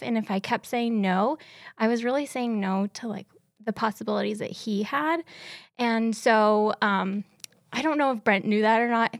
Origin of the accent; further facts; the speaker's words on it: Seattle, Washington, United States; moved away as an adult; also born or lived in Ellensburg; now in Kennewick, United States; I grew up in Seattle